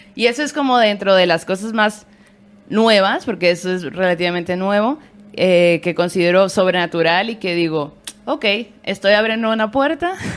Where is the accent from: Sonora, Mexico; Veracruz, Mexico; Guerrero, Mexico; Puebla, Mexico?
Sonora, Mexico; Hermosillo; now in Mexico City, Mexico; somos sonorenses, hermosillenses y aquí